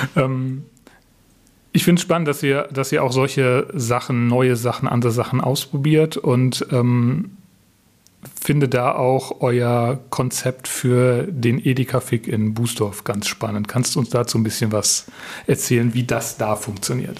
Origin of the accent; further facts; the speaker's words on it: Southern Germany, Germany; für mich als Süddeutsche